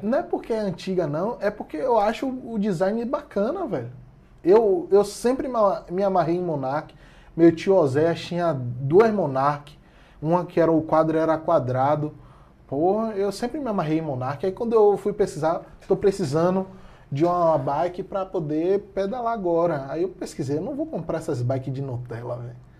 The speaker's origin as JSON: {"language": "Portuguese", "town": "Salvador", "region": "Bahia", "country": "Brazil", "said": "que sou de Salvador"}